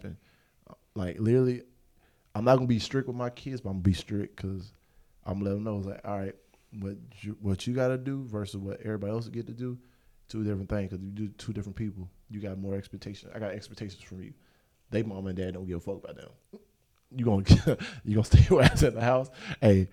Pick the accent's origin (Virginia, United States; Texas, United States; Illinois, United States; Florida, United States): Florida, United States; Pensacola; I'm from Pensacola